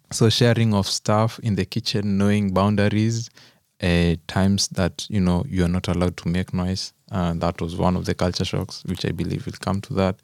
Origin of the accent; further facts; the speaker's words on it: Kenya; moved away as an adult; now in Germany; I'm also a Kenyan